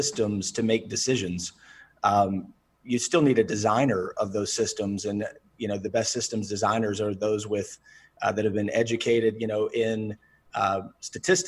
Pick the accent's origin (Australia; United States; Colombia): United States; the South; I'm from the South